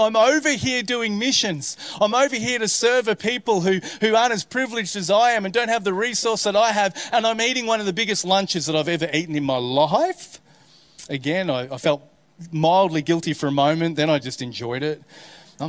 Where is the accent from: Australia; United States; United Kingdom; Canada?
Australia; being an Aussie